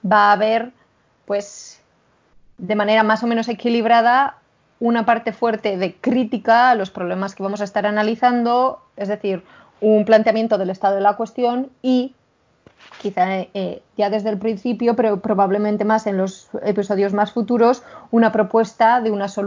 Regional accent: Spain; accent: Spanish; me entra la risa solo de imaginarnos a nosotras con nuestro acento maravillosamente español hablando en inglés

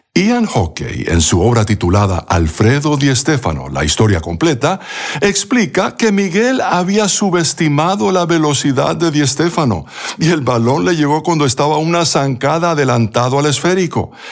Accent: Bogotá, Colombia; durante mi niñez en Bogotá, Colombia

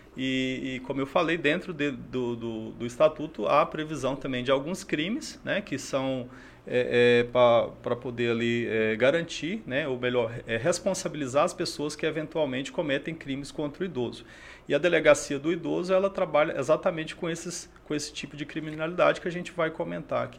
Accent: Crixás, Goiás, Brazil; born or raised there; moved away as an adult; also born or lived in Xapuri, Acre; now in Rio Branco, Brazil

